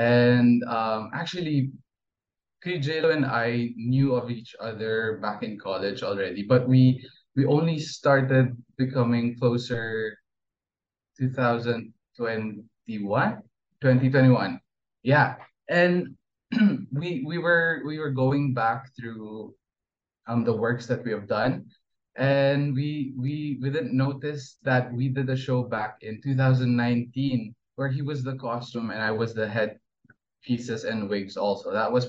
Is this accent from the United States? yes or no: no; Brunei; So I was born and raised in Brunei, and Brunei is a Muslim and very conservative country. But both of my parents are Filipino